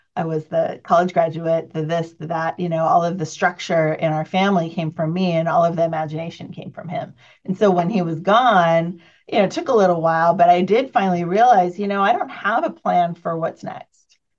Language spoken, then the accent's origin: English; San Jose, California, United States; I grew up in near Silicon Valley, California, San Jose area.